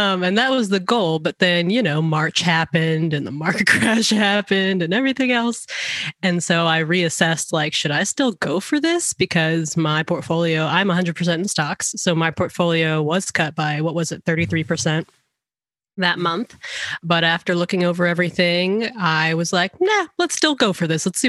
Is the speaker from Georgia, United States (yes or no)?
yes; Georgia, United States; moved away as an adult; also born or lived in Seattle; we were going to move to Georgia because that's my home state